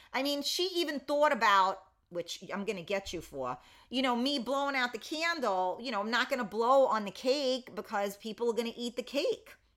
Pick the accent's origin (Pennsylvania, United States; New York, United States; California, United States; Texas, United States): New York, United States; New York City; I'm from the Bronx